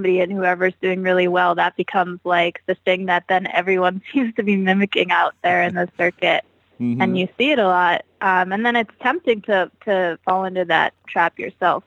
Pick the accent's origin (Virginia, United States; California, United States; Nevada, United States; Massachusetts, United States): Massachusetts, United States; Boston; moved away as an adult; also born or lived in New York; Originally, I am from Boston.